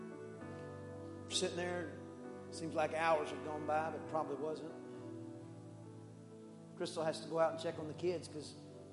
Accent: East Texas, United States; I'm from East Texas and that's how we talk when we're serious.

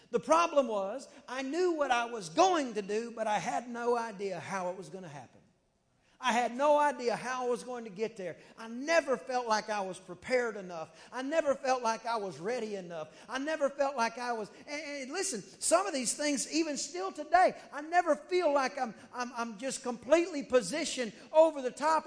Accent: United States; I'm from America

